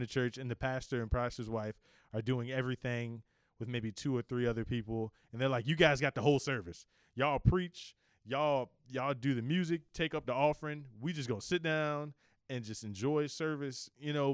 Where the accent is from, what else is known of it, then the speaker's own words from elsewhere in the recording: Richmond, Virginia, United States; I am from Richmond, Virginia, born and raised all my life.